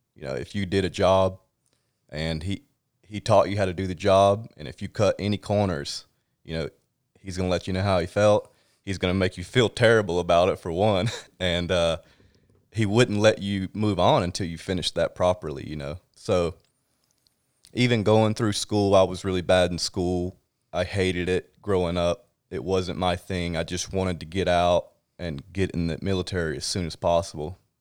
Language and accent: English; South Georgia, United States; moved away as an adult; also born or lived in Jacksonville, Florida; now in California, United States; I grew up in South Georgia